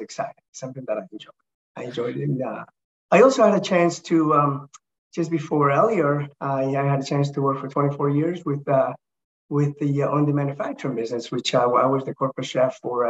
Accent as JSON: {"language": "English", "town": "Toronto", "region": "Ontario", "country": "Canada", "tie": "born or raised there", "said": "I grew up in Toronto, Canada."}